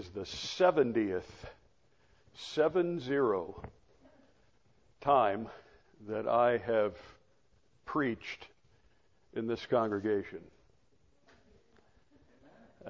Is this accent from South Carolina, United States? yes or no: no; Florida, United States; as a child growing up in Florida